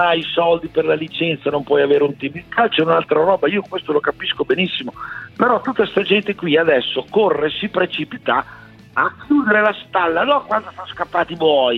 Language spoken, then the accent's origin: Italian; Sassuolo, Emilia-Romagna, Italy; Noi di Sassuolo